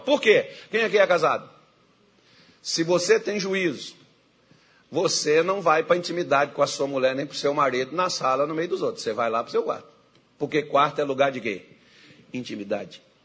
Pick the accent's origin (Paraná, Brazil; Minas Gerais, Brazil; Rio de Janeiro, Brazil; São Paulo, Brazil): Minas Gerais, Brazil; Brasília de Minas; born or raised there; moved away; also born or lived in São Francisco River (birthplace)